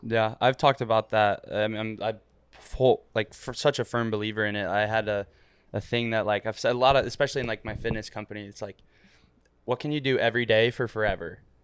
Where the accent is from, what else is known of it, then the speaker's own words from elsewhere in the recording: Ohio, United States; also born or lived in Florida; now in Miami, United States; I'm from a, like, a hundred thousand person city in Ohio